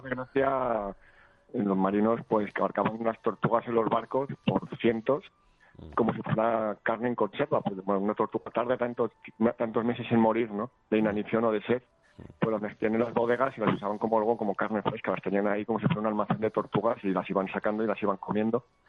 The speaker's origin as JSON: {"language": "Spanish", "town": "Madrid", "region": "Community of Madrid", "country": "Spain", "tie": "born or raised there", "said": "nací en Aluche"}